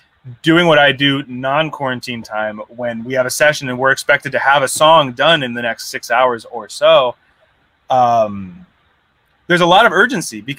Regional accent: Southern California, United States; I'm from Southern California. I am not from the South

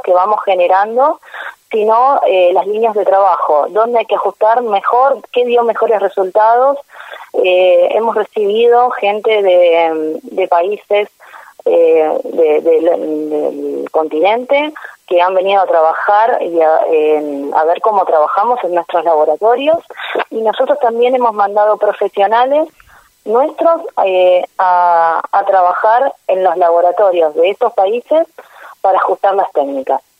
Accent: Argentina; como Argentina, nosotros tenemos un país muy grande

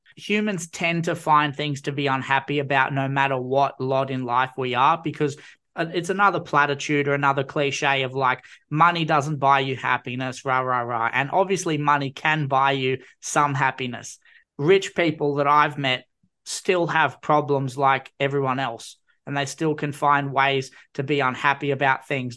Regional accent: Newcastle, New South Wales, Australia; I'm from Newcastle originally, grew up on, like, New South Wales origin

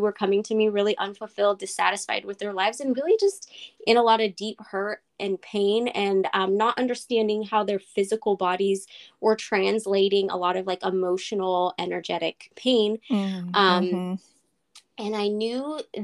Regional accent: Northern California, United States; I'm from Northern California in the little town about 45 minutes north of San Francisco, and I've lived in California all my life

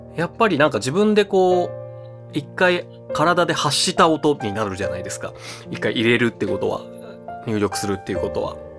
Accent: Nagoya, Aichi, Japan; now in Tokyo, Japan; 地元の名古屋に帰ってましたが今年は東京で過ごしています

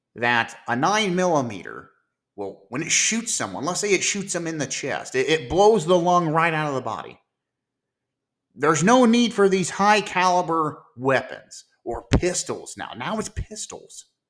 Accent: Ohio, United States; my home state of Ohio

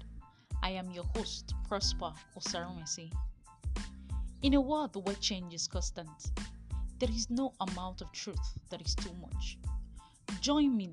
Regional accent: Nigeria; I am a Nigerian

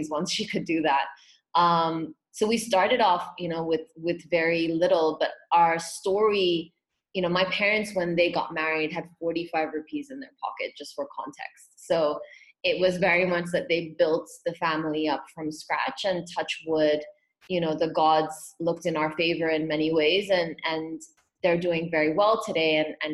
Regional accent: Hong Kong; also born or lived in Pune, India; I was born in Pune, and when I was about between eight and nine, my family ended up moving to Hong Kong.

